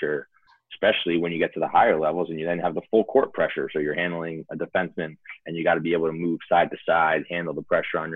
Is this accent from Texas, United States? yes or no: no; Smithtown, New York, United States; also born or lived in Commack; Since I moved from Colmac to Smithtown